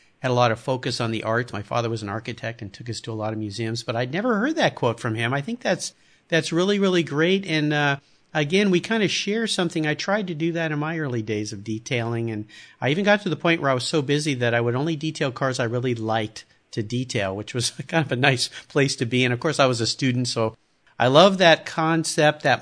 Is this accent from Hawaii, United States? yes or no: no; Southern California, United States; I grew up in Southern California.